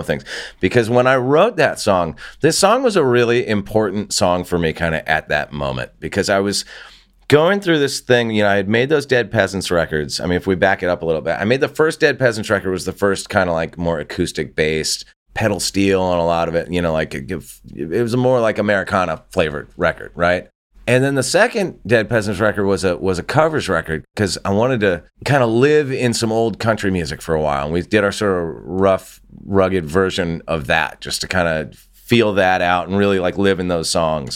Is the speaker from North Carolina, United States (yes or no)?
no; Santa Barbara, California, United States; moved away as an adult; also born or lived in Los Angeles; my hometown and where I grew up and when I grew up there, which was, you know, Santa Barbara, California